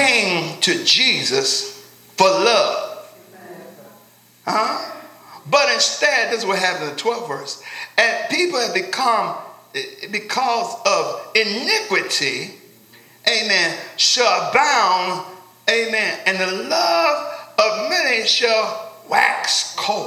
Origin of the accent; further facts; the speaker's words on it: Cincinnati, Ohio, United States; I'm from Cincinnati